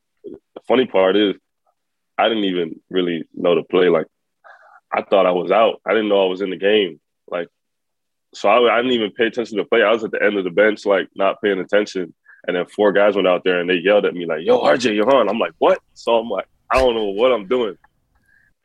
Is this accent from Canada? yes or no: yes; Canada; now in New York, United States; I'm from Canada